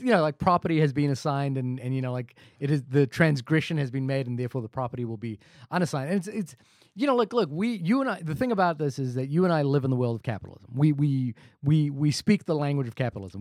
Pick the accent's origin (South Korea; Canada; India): India; I am Indian